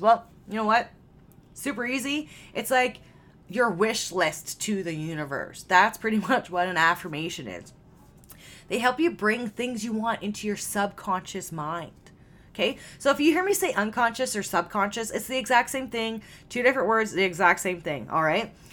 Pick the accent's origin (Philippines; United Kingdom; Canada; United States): Canada; I am Canadian